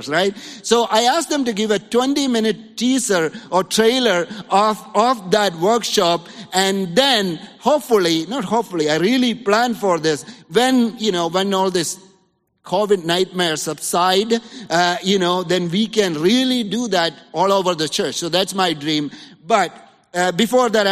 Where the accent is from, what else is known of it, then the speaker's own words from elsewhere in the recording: India; now in Los Angeles, United States; a little kid in the 80s, growing up in India